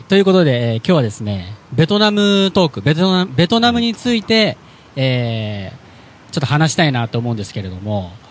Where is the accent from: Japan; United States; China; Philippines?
Philippines; で僕、フィリピンで育ったんですけど、